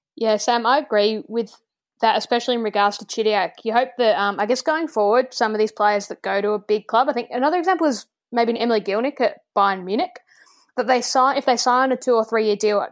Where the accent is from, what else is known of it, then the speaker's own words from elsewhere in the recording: Australia; we're Australian